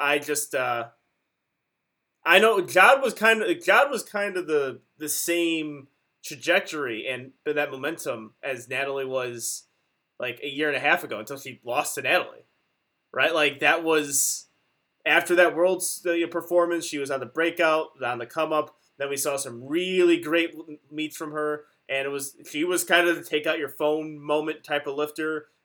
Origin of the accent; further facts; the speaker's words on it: Chicago, Illinois, United States; we're from Chicago